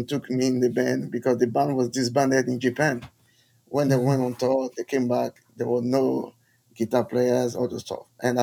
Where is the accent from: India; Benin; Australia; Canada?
Benin; oh, I'm from Benin. … I can play guitar.